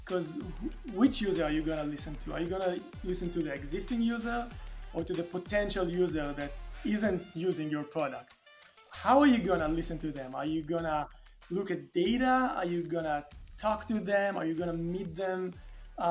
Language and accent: English; Tel Aviv, Tel Aviv District, Israel; I was born and raised and lived in Tel Aviv most of my life